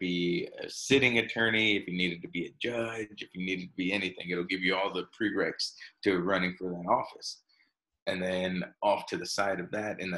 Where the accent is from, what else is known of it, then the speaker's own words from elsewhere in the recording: Texas, United States; I'm from Texas